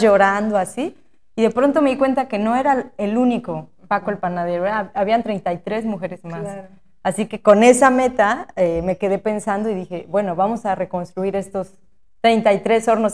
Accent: Asunción Ixtaltepec, Oaxaca, Mexico; also born or lived in Querétaro; quería regresar a Ixaltepec. Yo sabía que, iba a regresar, porque bueno, crecimos aquí

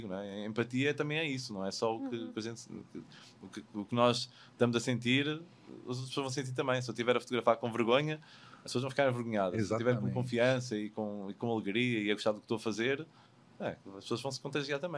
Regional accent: Portugal; moved away

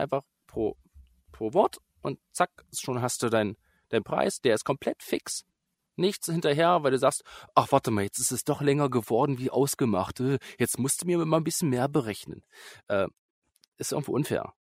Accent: Börde district, Saxony-Anhalt, Germany; ich komme aus Sachsen-Anhalt, aus, mhm. äh, speziell aus dem Landkreis Börde.

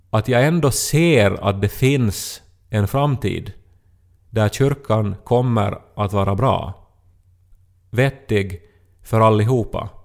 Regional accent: Esse, Ostrobothnia, Finland; Esse kyrka är ju en symbol för Esse och liksom helt klart förstås det vackraste som vi har i, i det här min hemby

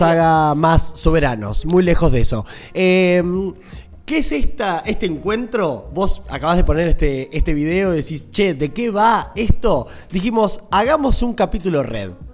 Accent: Argentina; nosotros siempre como argentinos, argentinas

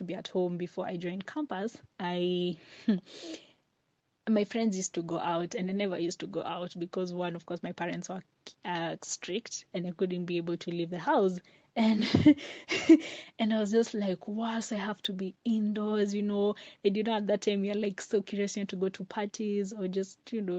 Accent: Mombasa County, Kenya; I'm from Mombasa and it's really, really hot

